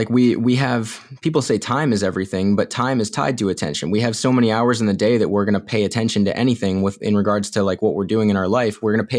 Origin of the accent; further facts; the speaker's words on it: Illinois, United States; born there; also born or lived in North Carolina / Florida; I was born in Illinois, and then we moved to North Carolina, and then back to Illinois, and we spent some time in Florida, and then we came up to the Northeast.